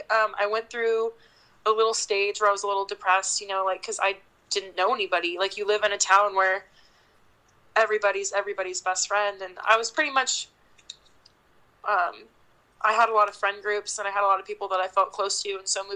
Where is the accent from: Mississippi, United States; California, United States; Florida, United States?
California, United States; Mariposa; moved away as an adult; now in Paso Robles, United States; when I go to visit Mariposa, I'm always sad to leave. Like, I always love it, and it'll be my hometown. But I'm glad I left